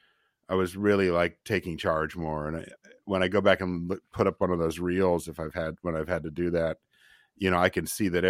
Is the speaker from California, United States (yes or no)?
yes; Nevada City, California, United States; there'd been a great radio station where I grew up in Nevada City called KVMR.